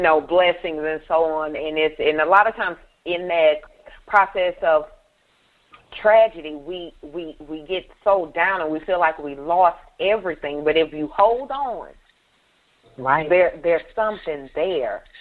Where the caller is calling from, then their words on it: Columbus, Ohio, United States; calling from Columbus, Ohio